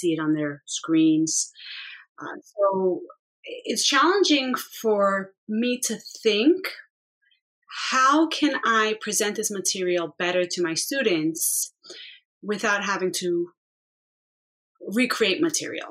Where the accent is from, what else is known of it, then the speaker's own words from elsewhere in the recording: New York City, New York, United States; now in Long Island, United States; I grew up mostly in the Bronx